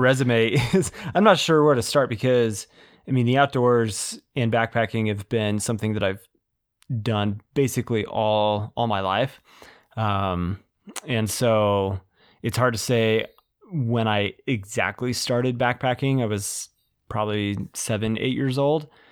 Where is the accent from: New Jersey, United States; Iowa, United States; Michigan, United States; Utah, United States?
Utah, United States; born and raised in Utah, in, uh, Utah County.